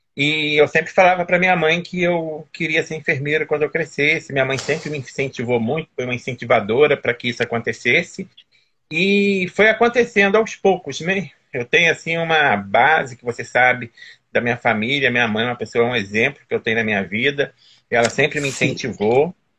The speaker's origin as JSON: {"language": "Portuguese", "town": "Teresópolis", "region": "Rio de Janeiro", "country": "Brazil", "tie": "born or raised there", "moved": "yes", "said": "E eu sou aí de Teresópolis, né, natural de Teresópolis, minha família mora toda aí"}